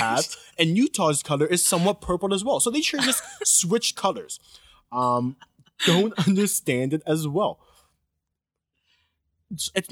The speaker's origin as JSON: {"language": "English", "country": "Canada", "said": "I'm not from the States."}